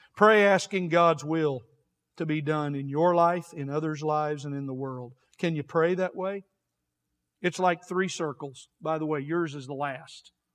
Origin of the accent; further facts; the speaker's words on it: United States; We're American Christians